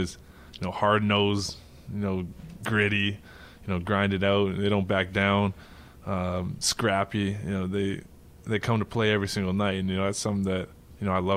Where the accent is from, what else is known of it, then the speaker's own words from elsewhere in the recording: Canada; moved away as an adult; I was born in Canada